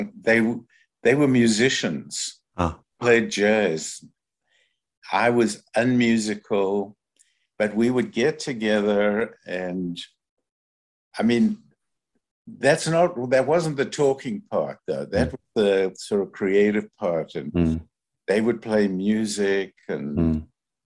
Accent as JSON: {"language": "English", "town": "Johannesburg", "region": "Gauteng", "country": "South Africa", "tie": "born or raised there", "moved": "as an adult", "lives_now": "Canada", "said": "I grew up in Johannesburg."}